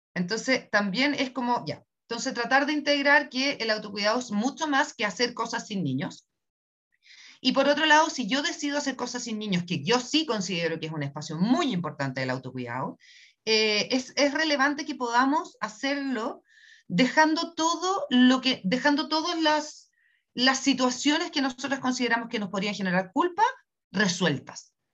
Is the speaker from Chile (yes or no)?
yes; Chile; soy chilena